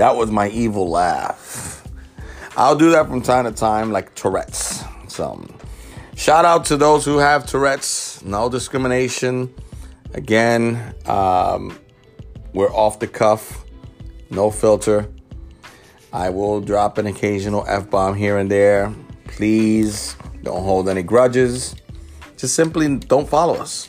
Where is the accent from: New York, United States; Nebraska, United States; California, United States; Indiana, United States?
New York, United States; New York City; I'm a kid from the South Bronx